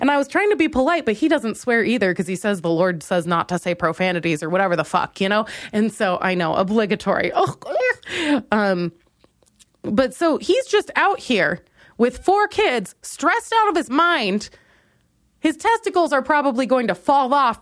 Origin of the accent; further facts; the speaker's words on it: Minnesota, United States; now in Chicago, United States; I'm from Minnesota, so I've been around white people all my life